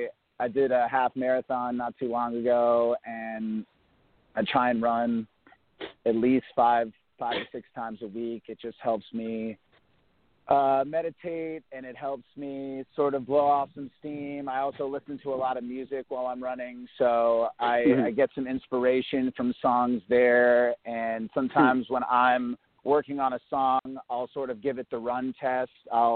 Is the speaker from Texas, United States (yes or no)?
no; Bethesda, Maryland, United States; moved away as an adult; also born or lived in Bloomington, Indiana; now in New York City, United States; I grew up in the D.C. area, and I was born and raised in Bethesda, Maryland, and I lived there until I was about 18 years old. Then I moved to Bloomington, Indiana.